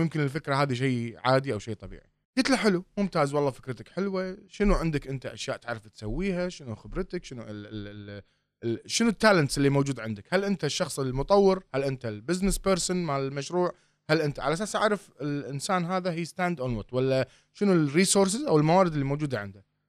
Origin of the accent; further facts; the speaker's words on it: Kuwait; احنا هنا عندنا بالكويت